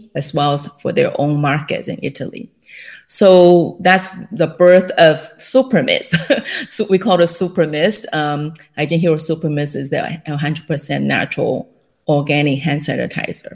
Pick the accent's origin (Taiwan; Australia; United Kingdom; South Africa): Taiwan; English is a second language; moved away as an adult; also born or lived in Illinois, United States; now in California, United States; I was born and raised in Taiwan